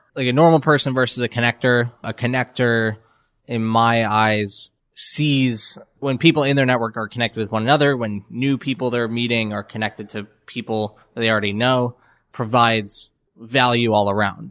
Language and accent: English; Florida, United States; also born or lived in New York; now in Atlanta, United States; I'm from Florida originally. My whole family is New Yorkers, and I used to live in New York for about four years. We moved to Atlanta about a year ago